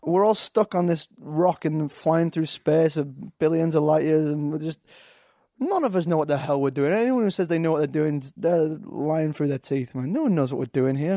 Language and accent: English; Leeds, Yorkshire and the Humber, United Kingdom; accent: Yorkshire; now in London, United Kingdom; I've got a Yorkshire accent, Leeds, uh, up in the north.